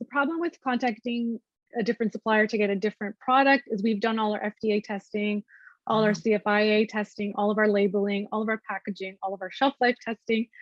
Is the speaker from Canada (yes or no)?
yes; Canada; we're Canadian